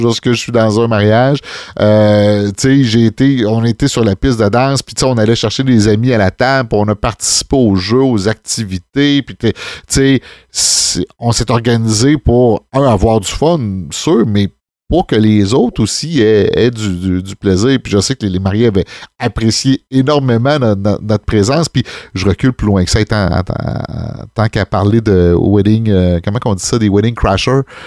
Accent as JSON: {"language": "French", "town": "Saint-Rosaire", "region": "Quebec", "country": "Canada", "said": "on vient de la campagne, on vient de Saint-Rosaire"}